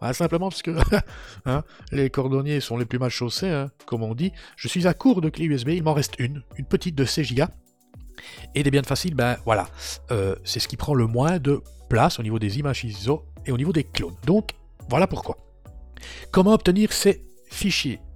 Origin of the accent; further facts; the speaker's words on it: Belgium; Je suis belge